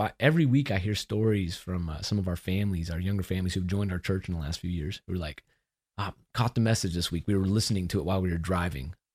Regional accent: Austin, Texas, United States; moved away; also born or lived in Memphis; I'm from Austin

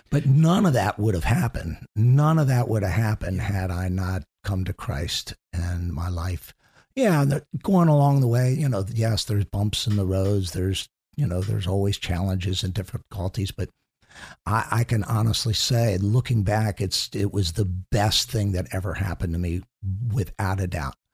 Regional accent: Chevy Chase, Maryland, United States; also born or lived in Washington, D.C. area; I grew up in, actually, in Chevy Chase, Maryland

